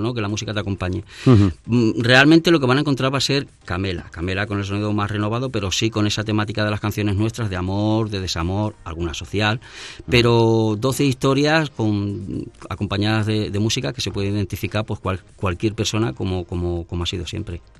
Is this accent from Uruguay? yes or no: no; Madrid, Community of Madrid, Spain; nosotros somos madrileños